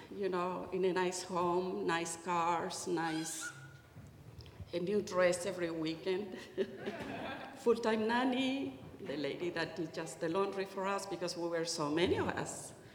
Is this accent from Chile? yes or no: yes; Santiago, Santiago Metropolitan Region, Chile; moved away; I was born in Santiago of Chile in South America to a well off family